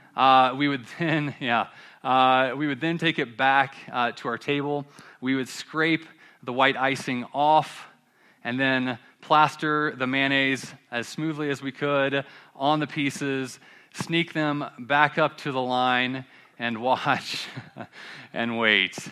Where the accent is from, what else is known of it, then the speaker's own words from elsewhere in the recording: Columbia, South Carolina, United States; I'm from Columbia, South Carolina